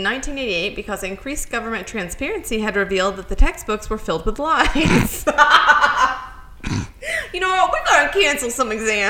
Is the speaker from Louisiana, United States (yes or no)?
no; Tennessee, United States; Born and bred in Tennessee, and I'm just like, I love Scooby-Doo.